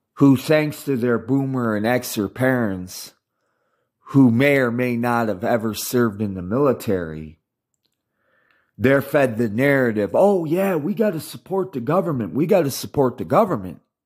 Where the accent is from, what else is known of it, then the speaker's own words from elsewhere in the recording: United States; I'm American insofar as I was born in America. I speak English and I've been raised in the American culture for uh, half a century